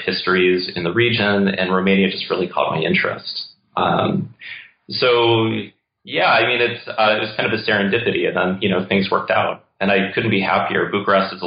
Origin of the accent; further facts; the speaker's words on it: St. Louis, Missouri, United States; my childhood growing up in St. Louis